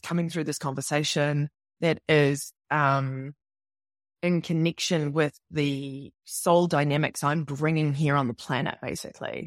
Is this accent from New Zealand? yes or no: yes; New Zealand; moved away as an adult; also born or lived in New York / London; I'm from New Zealand, obviously, you can tell by my accent